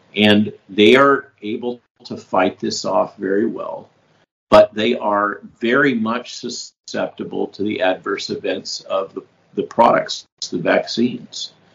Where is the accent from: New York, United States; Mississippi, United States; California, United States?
California, United States; I grew up in California.